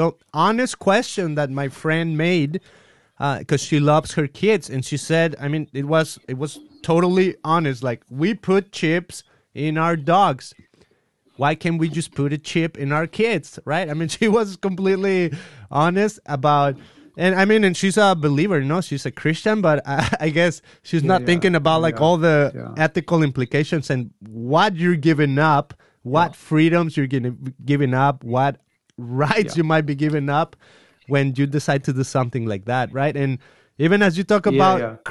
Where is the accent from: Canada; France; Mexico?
Mexico; now in United States; I'm from Mexico